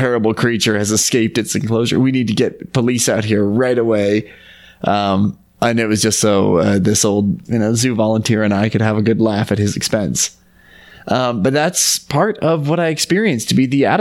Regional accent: Utah, United States; Growing up in Utah

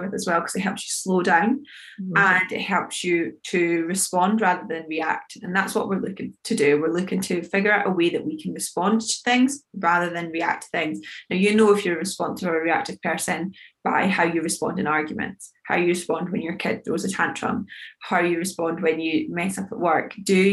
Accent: United Kingdom; We, especially as British people

